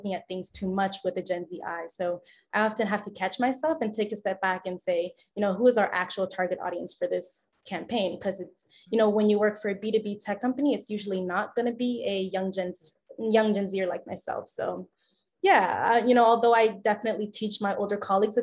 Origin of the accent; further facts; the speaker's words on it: South Florida, United States; also born or lived in Gainesville, Florida; I'm from South Florida